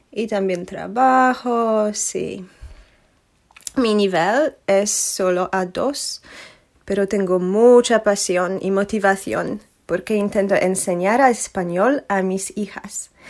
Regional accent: Poland; Spanish is a second language; vivo en Polonia, como Paco, ¿no? Pero soy polaca, original.

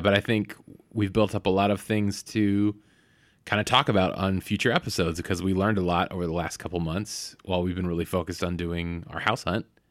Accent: Bay Area, California, United States; I grew up in the Bay Area

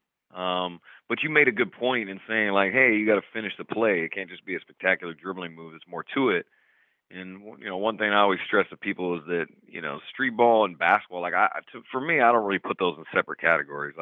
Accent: Oregon, United States; Portland, which was the closest city to my hometown in Oregon

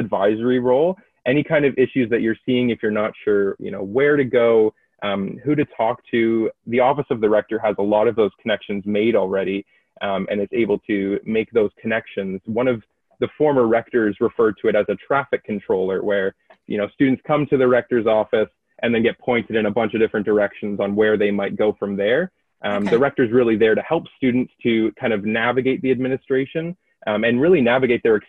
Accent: New Hamburg, Ontario, Canada; now in Kingston, Canada; I come from New Hamburg, Ontario, which is near Kitchener-Waterloo area

